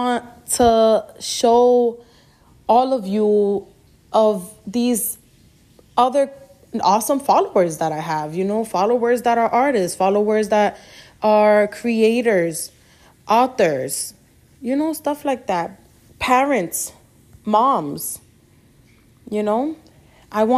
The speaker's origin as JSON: {"language": "English", "town": "New York City", "region": "New York", "country": "United States", "tie": "born or raised there", "also_born_or_lived": "Queens, New York", "said": "I was born in Queens, New York, raised in the Bronx"}